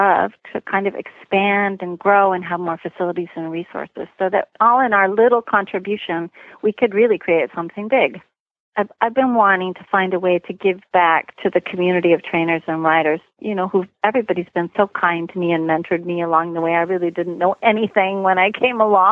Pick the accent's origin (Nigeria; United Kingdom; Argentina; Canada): Canada; now in United States; I was born in Canada and I've been living in the U.S. for a long time.